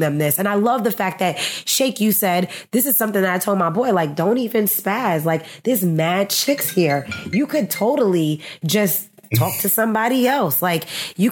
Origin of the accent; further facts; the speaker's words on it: New York City, New York, United States; I grew up in the Bronx.